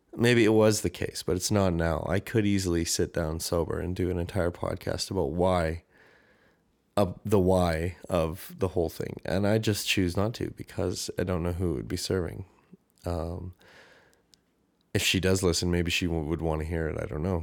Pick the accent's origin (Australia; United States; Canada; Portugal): Canada; accent: Canadian; my Canadian accent